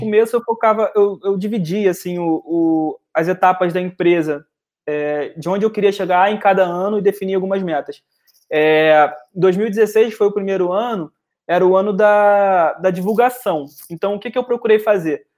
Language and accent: Portuguese; Rio de Janeiro, Brazil; como bom carioca